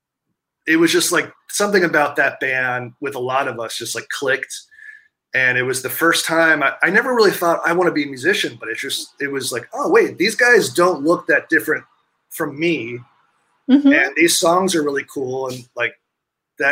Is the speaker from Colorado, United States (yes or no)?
no; New York City, New York, United States; I grew up right basically in Times Square